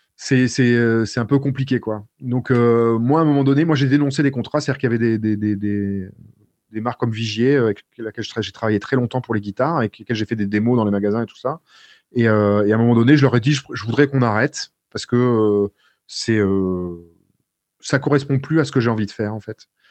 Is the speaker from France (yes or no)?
yes; France; je suis français